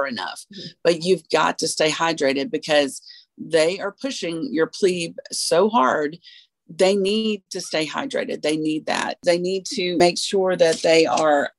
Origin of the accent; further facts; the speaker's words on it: the South, United States; we are from the South